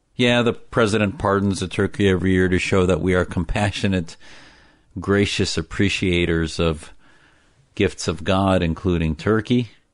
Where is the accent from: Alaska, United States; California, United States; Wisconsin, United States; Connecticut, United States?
Wisconsin, United States; Neenah; the Islam I was taught growing up in Wisconsin with my family was my parents taught me in that little town in Neenah, Wisconsin